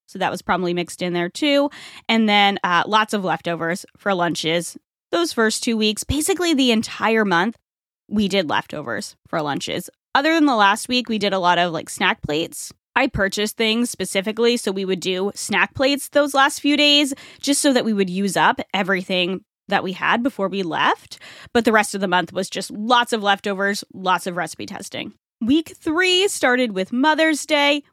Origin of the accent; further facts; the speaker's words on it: Rhode Island, United States; now in Tampa Bay area, United States; Rhode Island, my home state